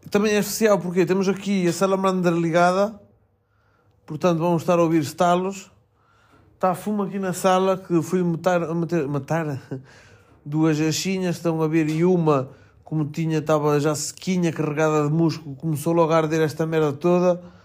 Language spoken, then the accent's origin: Portuguese; Melgaço, Norte, Portugal; moved away